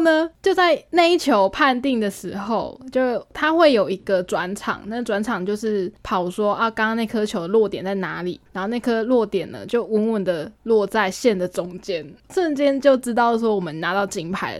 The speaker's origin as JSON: {"language": "Chinese", "country": "Taiwan", "said": "我说我们是台湾的我们"}